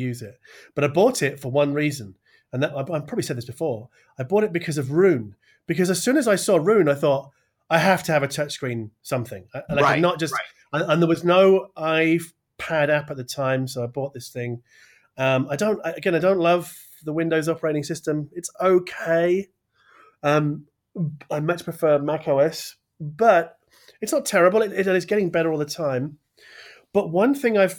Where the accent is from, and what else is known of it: United Kingdom